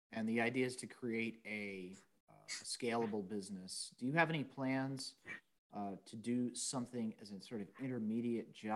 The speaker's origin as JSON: {"language": "English", "town": "San Diego", "region": "California", "country": "United States", "tie": "born or raised there", "said": "I grew up in North County, San Diego"}